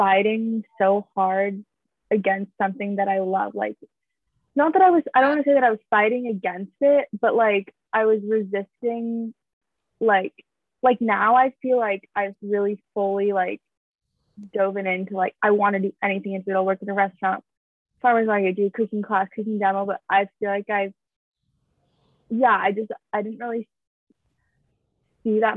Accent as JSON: {"language": "English", "area": "Bay Area", "region": "California", "country": "United States", "tie": "born or raised there", "said": "I grew up in the Bay"}